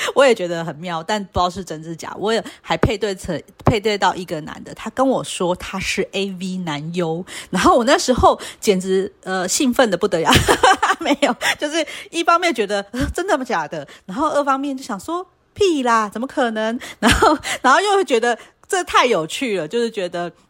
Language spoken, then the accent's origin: Chinese; Taiwan; 我们就是台湾人不会想说要